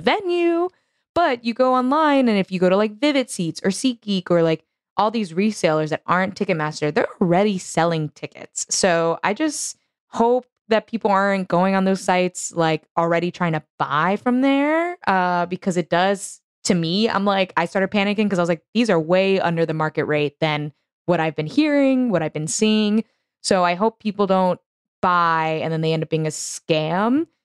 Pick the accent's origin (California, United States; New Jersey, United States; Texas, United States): Texas, United States; Houston; it's my hometown